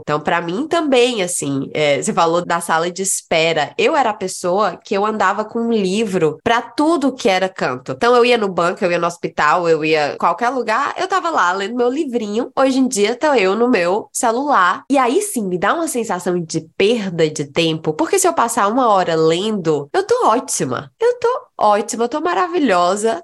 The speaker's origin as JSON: {"language": "Portuguese", "region": "Northeast Region", "country": "Brazil", "moved": "yes", "said": "quando eu ainda morava na minha terra, no Nordeste"}